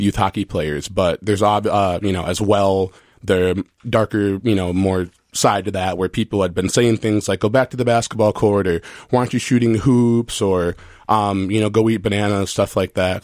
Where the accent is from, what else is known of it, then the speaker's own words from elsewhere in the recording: Minnesota, United States; I'm from Minnesota